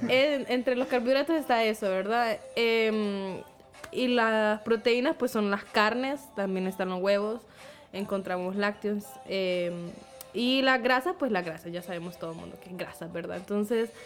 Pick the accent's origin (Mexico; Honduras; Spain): Honduras; Ese es nuestro carbohidrato como cultura hondureña